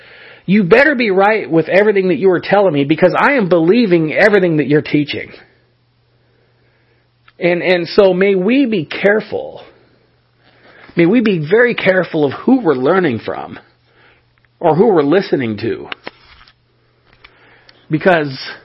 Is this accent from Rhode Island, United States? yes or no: no; California, United States; moved away; I was born in the state of California, which makes me a Californian. And even though I live somewhere else, I live in a different state, that doesn't change anything